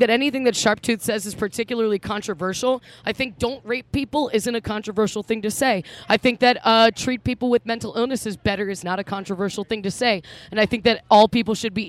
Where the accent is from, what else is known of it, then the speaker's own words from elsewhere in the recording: Baltimore, Maryland, United States; We're from Baltimore